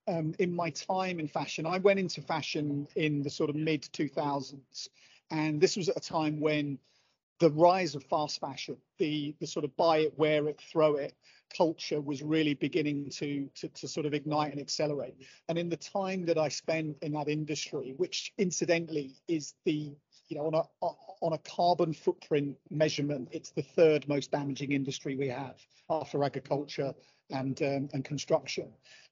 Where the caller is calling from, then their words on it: Manchester, North West England, United Kingdom; I'm dialing in from the Manchester Central Exhibition Centre, where I'm attending a trade function. So it's very glamorous this Thursday morning here in Manchester.